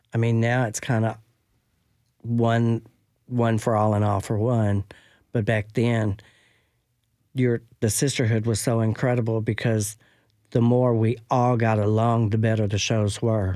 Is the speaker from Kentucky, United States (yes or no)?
yes; Franklin, Kentucky, United States; moved away as an adult; now in Nashville, United States; I'm from Franklin, Kentucky